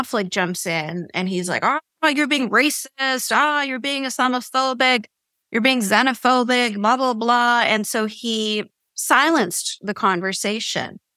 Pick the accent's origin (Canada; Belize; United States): Canada